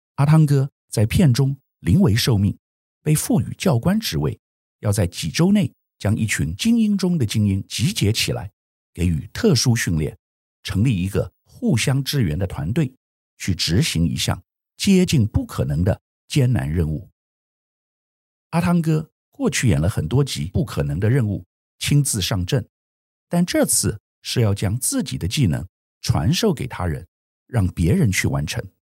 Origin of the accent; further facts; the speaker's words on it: Taiwan; 作为台湾人